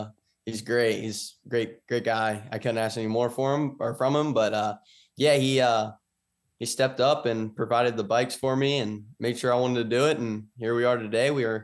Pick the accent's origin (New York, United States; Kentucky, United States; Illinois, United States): Kentucky, United States; I'm from Kentucky.